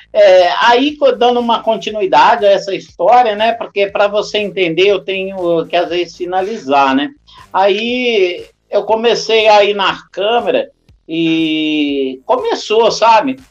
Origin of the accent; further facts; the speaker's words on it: Jacuí, Minas Gerais, Brazil; moved away; sou nascido em Jecuí